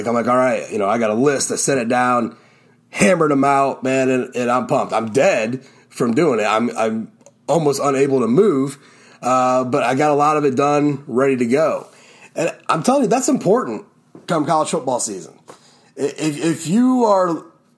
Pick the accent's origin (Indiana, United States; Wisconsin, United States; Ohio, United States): Ohio, United States; I'm still in my hometown. So it was going back to my old high school